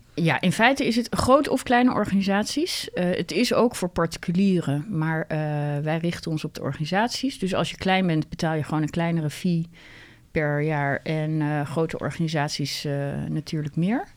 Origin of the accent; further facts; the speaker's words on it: Netherlands; wij zijn gewoon heel direct als Nederlanders